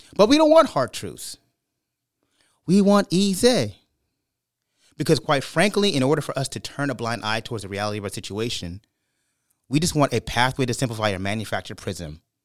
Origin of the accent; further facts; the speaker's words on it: Brooklyn, New York, United States; moved away; also born or lived in Bay Area, California; I had the benefit of growing up in Brooklyn and then moving to the East Coast